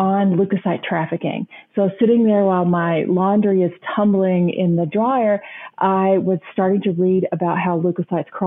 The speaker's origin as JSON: {"language": "English", "region": "the panhandle of Texas", "country": "United States", "tie": "born or raised there", "moved": "yes", "lives_now": "St. Louis, United States", "said": "I grew up on a farm in the panhandle of Texas, actually a plant farm"}